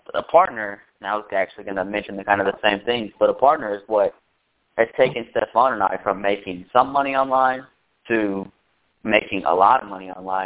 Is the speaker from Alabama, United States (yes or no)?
yes; Alabama, United States; I'm from Alabama. You couldn't tell by the way I sound